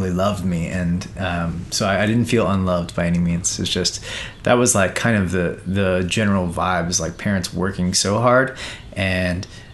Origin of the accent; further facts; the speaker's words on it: Sea Cliff, New York, United States; I grew up in Long Island, New York, and in a little town called Seacliff